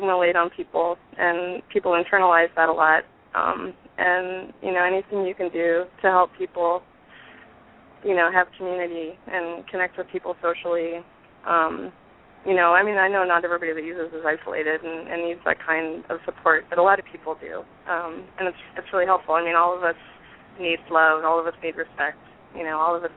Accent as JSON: {"language": "English", "area": "Bay Area", "region": "California", "country": "United States", "tie": "born or raised there", "also_born_or_lived": "Atlanta, Georgia", "moved": "yes", "said": "I grew up in the Bay Area"}